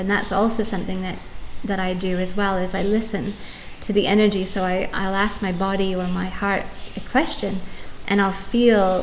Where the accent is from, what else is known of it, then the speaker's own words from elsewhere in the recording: Canada; moved away as an adult; also born or lived in United Kingdom; now in Tulum, Mexico; I grew up in Canada for the first half of my life, and then I've been living in the UK for the last 16 years up until moving to Tulum 8 or 9 months ago